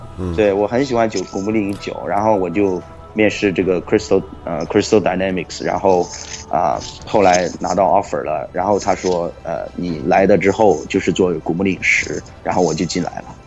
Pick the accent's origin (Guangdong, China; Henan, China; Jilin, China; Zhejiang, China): Guangdong, China; Guangzhou; moved away as an adult; now in United States; 我跟我哥哥是，呃，广州人，我们从小一直在广州长大的